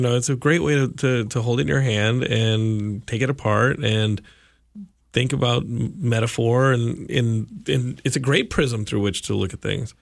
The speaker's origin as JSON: {"language": "English", "town": "Austin", "region": "Texas", "country": "United States", "tie": "born or raised there", "said": "I grew up in Austin"}